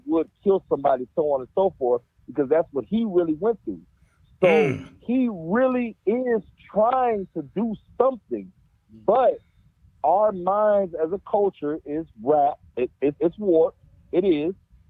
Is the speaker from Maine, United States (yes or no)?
no; Texas, United States; I'm from Texas.